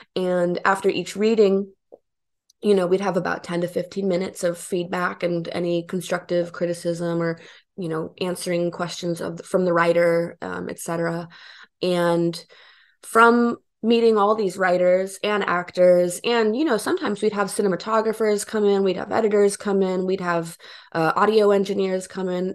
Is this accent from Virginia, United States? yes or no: no; Bentonville, Arkansas, United States; moved away as an adult; also born or lived in Romania / Erie, Pennsylvania; now in New York, United States; I moved to Bentonville when I was ten. Um, I'm originally from Romania. My family and I immigrated to Erie, Pennsylvania when I was four